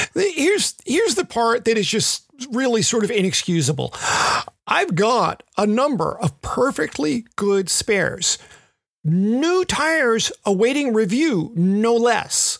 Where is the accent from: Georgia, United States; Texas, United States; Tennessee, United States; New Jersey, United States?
Tennessee, United States; Memphis; moved away; a nearly born and bred Mem fan, certainly bred, if not born